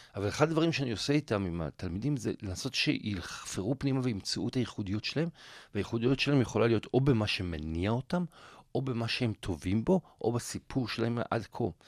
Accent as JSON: {"language": "Hebrew", "country": "Israel", "said": "אני ואתה אולי בתור ישראלים"}